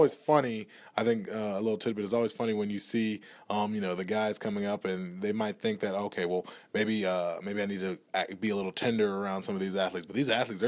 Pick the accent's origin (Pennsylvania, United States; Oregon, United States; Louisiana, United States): Louisiana, United States; New Orleans; There's a little French Creole in there. I'm originally from New Orleans.